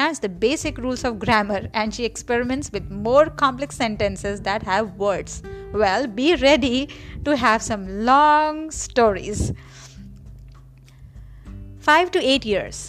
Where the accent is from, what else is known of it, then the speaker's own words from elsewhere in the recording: Kanpur, Uttar Pradesh, India; first language Marathi; English is a second language; moved away; also born or lived in Maharashtra; originally I'm from Maharashtra and I'm born and raised in Kanpur.